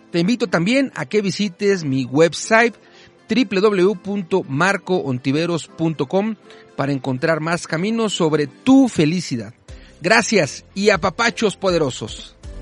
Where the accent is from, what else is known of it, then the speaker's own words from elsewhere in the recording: Mexico City, Mexico; las que nacimos aquí, yo nací en la Ciudad de México